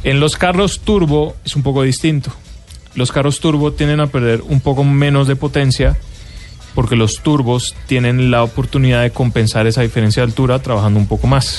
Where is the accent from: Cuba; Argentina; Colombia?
Colombia; como colombiano